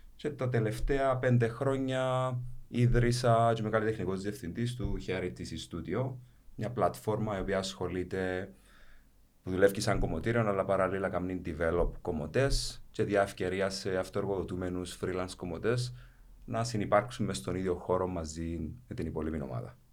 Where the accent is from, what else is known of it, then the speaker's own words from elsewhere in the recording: Paphos, Paphos District, Cyprus; now in Nicosia, Cyprus; κατάγομαι αρχικά από την Πάφο. Είμαι στη Λευκοσία τα τελευταία, να λέγα, 20 χρόνια τώρα